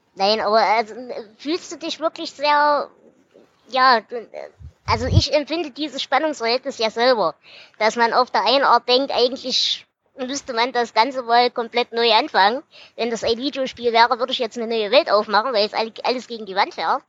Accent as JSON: {"language": "German", "area": "Ore Mountains", "region": "Saxony", "country": "Germany", "said": "als Erzgebirgler ursprünglich"}